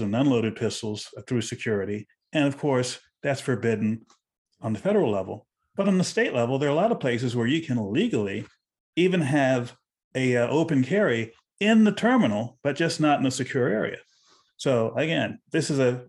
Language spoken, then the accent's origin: English; Texas, United States; growing up in Texas, where I learned how to drive